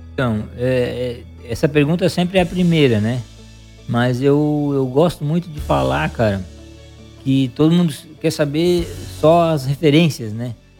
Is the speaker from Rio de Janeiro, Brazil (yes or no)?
no; Criciúma, Santa Catarina, Brazil; eu sou de Criciúma, né? Natural de Criciúma